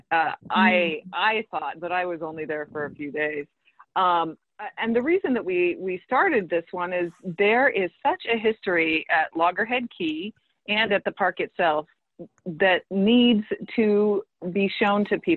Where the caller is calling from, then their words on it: Hawaii, United States; I'm calling in from Hawaii.